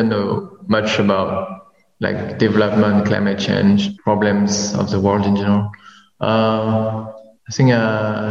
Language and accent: English; France; moved away as an adult; now in Vietnam; I was born in Vietnam. Then I moved to France when I was young, and I just came back in Vietnam 2 years ago to work